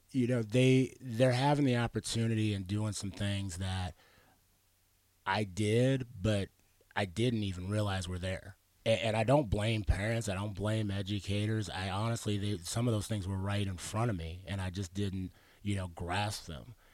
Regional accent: Arizona, United States; also born or lived in Pittsburgh, Pennsylvania / Washington / New Mexico

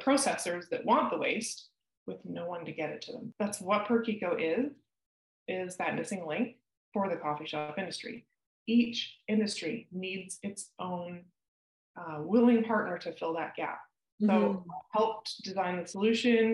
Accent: Maple Ridge, British Columbia, Canada; Growing up in Maple Ridge

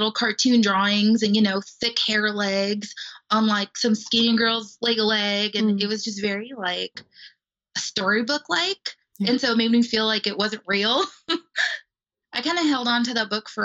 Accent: Los Angeles, California, United States; now in Missouri, United States; I grew up in Los Angeles, California

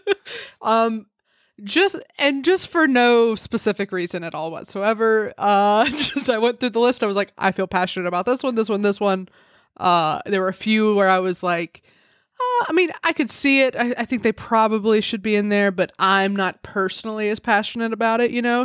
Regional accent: Alabama, United States; I grew up in Alabama

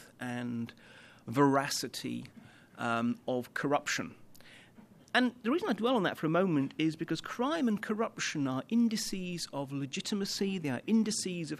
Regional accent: London, United Kingdom; I come from London

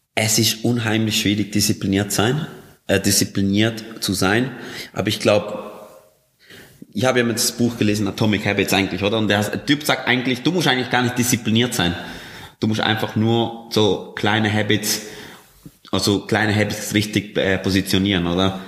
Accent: Colombia; moved away; ich bin in Kolumbien aufgewachsen

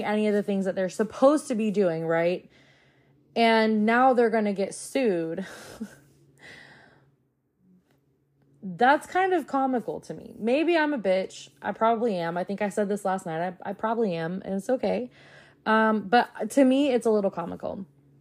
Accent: the South, United States; I grew up in the South

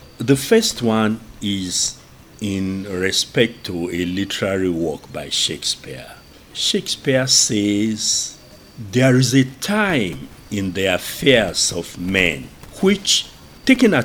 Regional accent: Ogbomosho, Oyo, Nigeria; I'm from Ugbomosho

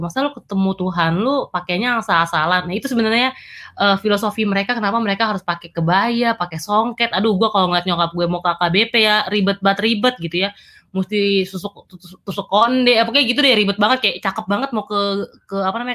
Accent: North Sumatra, Indonesia; kalau misalnya ke Sumatera Utara ke kampung gue gue nggak pernah tuh pakai celana pendek yang bener-bener pendek banget

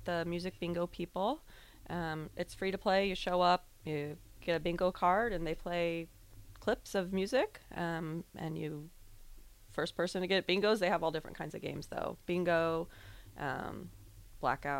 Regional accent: Norfolk, Nebraska, United States; moved away as an adult; now in Lincoln, United States; I'm from Norfolk, close

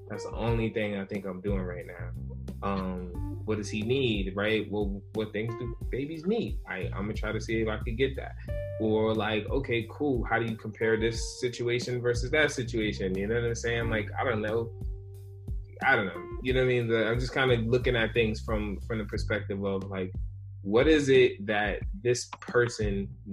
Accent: New York City, New York, United States; I was born in the Bronx, New York

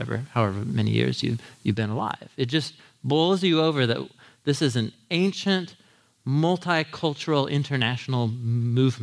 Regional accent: United States; as an American

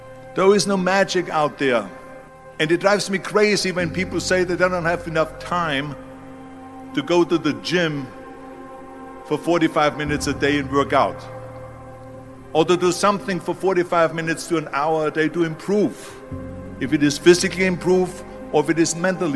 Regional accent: Austria; moved away; I was born in 1947 in Austria after the Second World War. And I didn't really like Austria when I grew up.

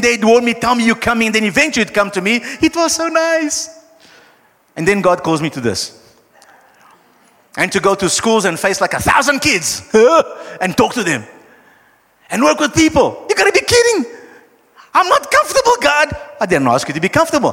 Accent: Brazil; now in South Africa; I am from Brazil

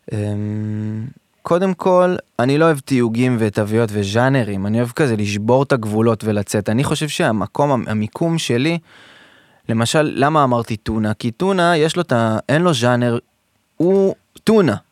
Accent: Modiin, Central District, Israel; also born or lived in Tel Aviv; אני מאוהב בעיר הזאת מסיבה שגדלתי בה

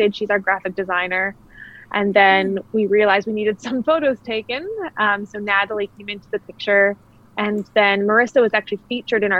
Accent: Kamloops, British Columbia, Canada; moved away as an adult; also born or lived in Australia / Netherlands; my hometown. Having been gone for so long and, you know, growing up here, I was born and raised here.

